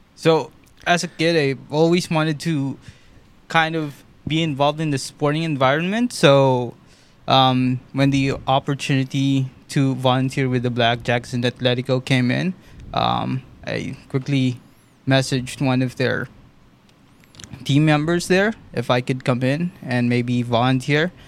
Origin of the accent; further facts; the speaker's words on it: Philippines; moved away as an adult; now in Ottawa, Canada; I was born in the Philippines in 2017. I moved here